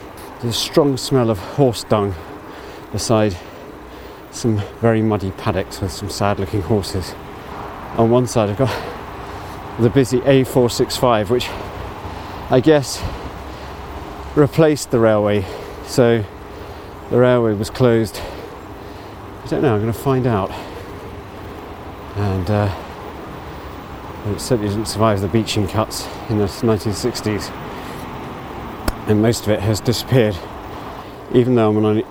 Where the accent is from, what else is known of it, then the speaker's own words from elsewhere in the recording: Abergavenny, Wales, United Kingdom; Abergavenny, my hometown